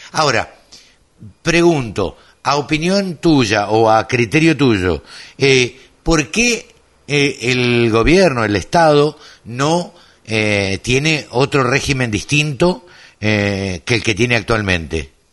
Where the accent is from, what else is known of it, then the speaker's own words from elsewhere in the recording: Maipú, Buenos Aires Province, Argentina; Cerca de mi pueblo